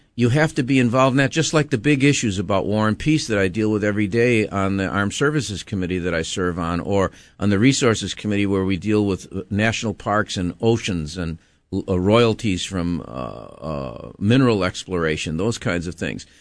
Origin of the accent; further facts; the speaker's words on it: Buffalo, New York, United States; moved away as an adult; now in Hawaii, United States; I was born in Buffalo, New York, uh, and went to sc-, school in New York State until, uh, my senior year in college